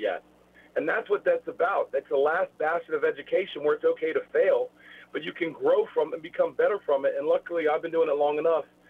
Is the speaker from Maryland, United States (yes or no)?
yes; Rockville, Maryland, United States; I grew up in Rockville, Maryland